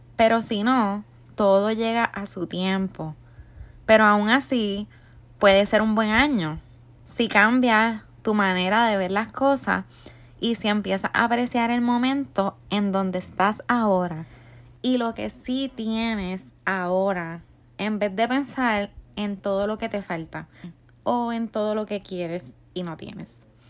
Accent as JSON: {"language": "Spanish", "country": "Puerto Rico", "moved": "yes", "lives_now": "United States", "said": "yo soy de Puerto Rico y resido en Estados Unidos"}